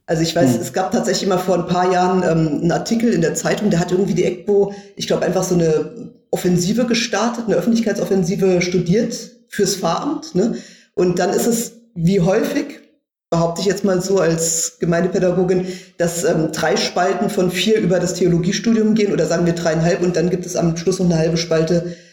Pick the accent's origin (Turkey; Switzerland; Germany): Germany; Wiesbaden, Hesse; moved away as an adult; also born or lived in Berlin; ich komme ja aus Wiesbaden gebürtig